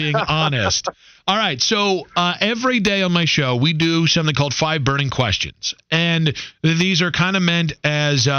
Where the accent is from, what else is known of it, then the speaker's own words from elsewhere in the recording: Ohio, United States; I was born in Ohio.